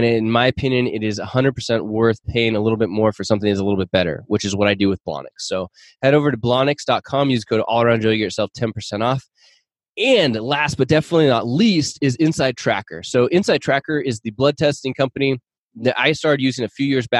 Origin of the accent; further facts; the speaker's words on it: Seattle, Washington, United States; I grew up in the Seattle area or north of Seattle.